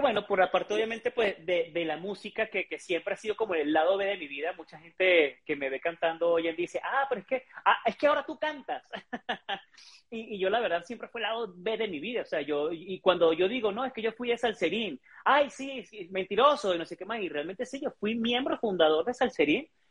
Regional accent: Venezuela; moved away as an adult; also born or lived in Ecuador / Argentina / Guadalajara, Mexico; now in Mexico City, Mexico; en mi país, Venezuela

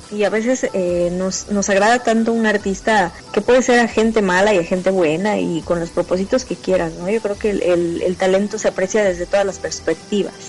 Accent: Mexico; nuestra cultura mexicana

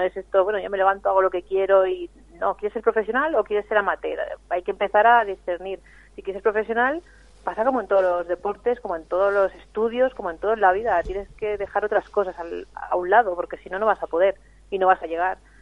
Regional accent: Catalonia, Spain; now in Vitoria, Spain; yo soy catalana

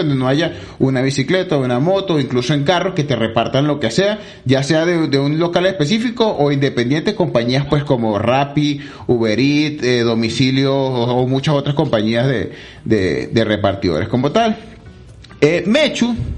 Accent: Venezuela; now in Medellín, Colombia

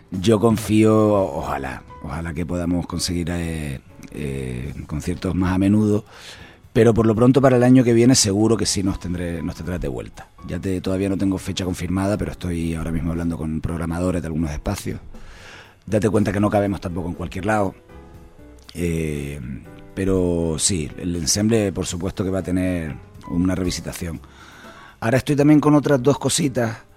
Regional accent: Canary Islands, Spain; todos los autores que, hemos escrito música somos canarios.

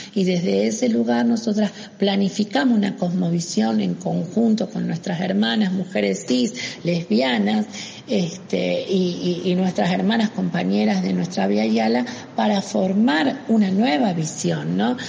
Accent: Salta, Argentina; now in Buenos Aires, Argentina; yo soy una provinciana, salteña, travesti, este, que ha sido expulsada de su provincia

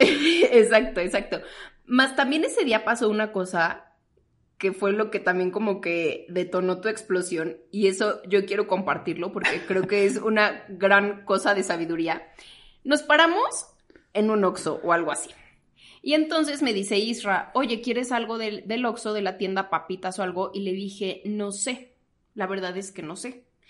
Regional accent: Toluca, State of Mexico, Mexico; moved away as an adult; now in Mexico City, Mexico; yo soy de Toluca, entonces para mí no era opción quedarme en Toluca

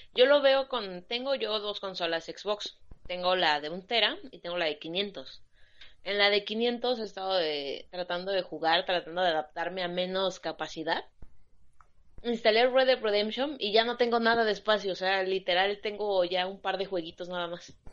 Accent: Oaxaca, Mexico; yo soy de Oaxaca

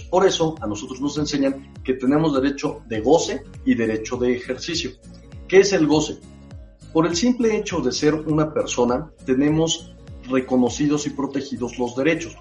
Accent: Mexico; como mexicanos

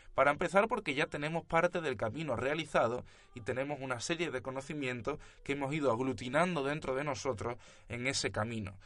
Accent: Cádiz, Andalusia, Spain; nosotros, los que os presentamos este proyecto de filosofía, somos gaditanos eh, en España

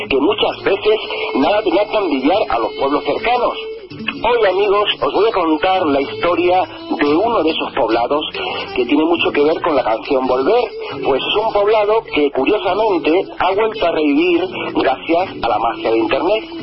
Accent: Herguijuela, Extremadura, Spain; moved away as an adult; also born or lived in Salto de Torrejón, Extremadura; now in Barcelona, Spain; Pues no, yo soy de Erguijuela, un pueblecillo que está cerca de Trujillo. Sí, pero me fui que tendría unos seis o siete años.

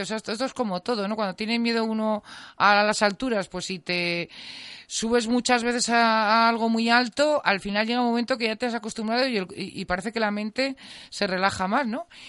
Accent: Teruel, Aragon, Spain; yo vivía en un chalet y, y, mm, que estaba además bastante, no estaba en el mismo, yo soy de Teruel

